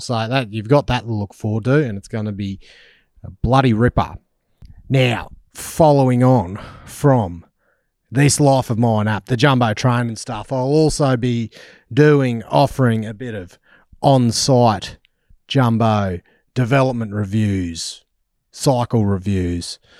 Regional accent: Australia; accent: Australian; my Australian accent.

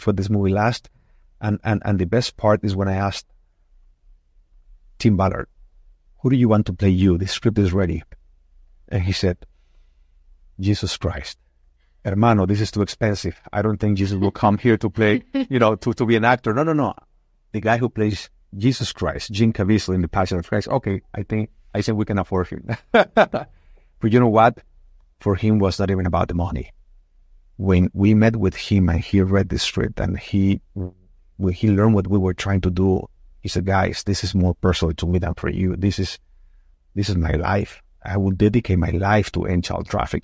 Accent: Mexico; now in United States; I was born in Mexico. I love my country. I'm Mexican.

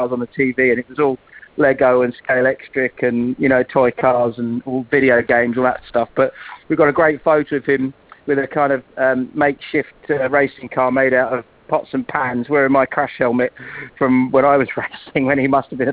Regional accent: near Brands Hatch, South East England, United Kingdom; also born or lived in London; We moved from London to Brands Hatch, or near Brands Hatch, when I was very small

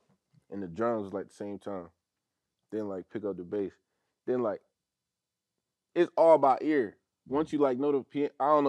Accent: Philadelphia, Pennsylvania, United States; Yeah, I'm from Philly though.

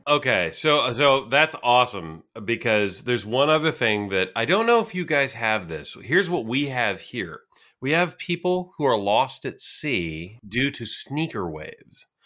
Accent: Santa Cruz, California, United States; I grew up in California. I grew up uh, surfing in Santa Cruz

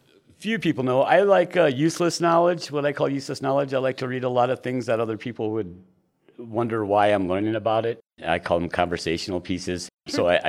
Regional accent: Elkhart, Indiana, United States; now in Gillette, United States; Well, I'm from Elkhart, Indiana, but my parents decided for me in 1979 that we were moving out here.

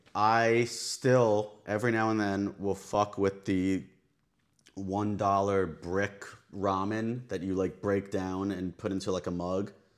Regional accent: Long Island, New York, United States; I'm from Long Island

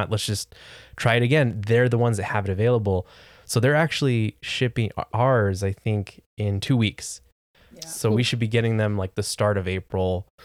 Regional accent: United States; I'm an American. We don't

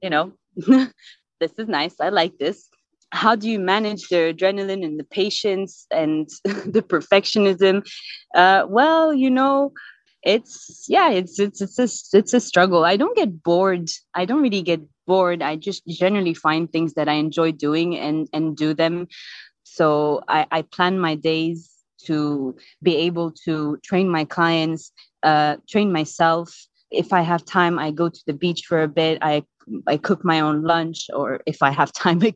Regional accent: Dubai, United Arab Emirates; also born or lived in Belgium / Barcelona, Spain; I was born in Belgium. And then a couple of years after that, we came back. So I think I was 2 years old when I lived in Dubai. I stayed here my entire life until I finished, graduated high school.

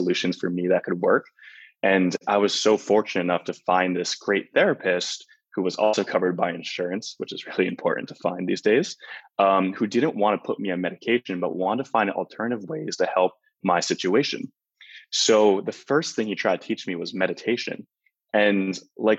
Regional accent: Flemington, New Jersey, United States; moved away as an adult; also born or lived in Los Angeles, California; I'm originally from New Jersey, a small town of 4,000 people called Flemington

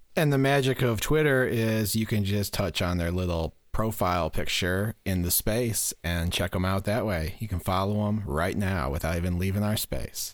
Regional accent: Michigan, United States

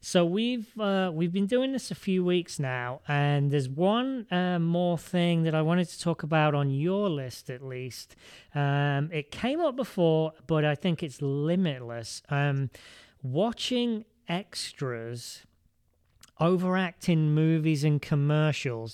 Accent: England, United Kingdom; being English

